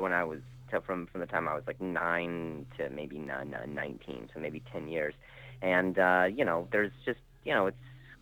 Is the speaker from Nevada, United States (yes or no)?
yes; Las Vegas, Nevada, United States; also born or lived in Indianapolis, Indiana; now in Los Angeles, United States; I'm originally from Indianapolis, Indiana, and I grew up in Vegas, and now I live in Los Angeles.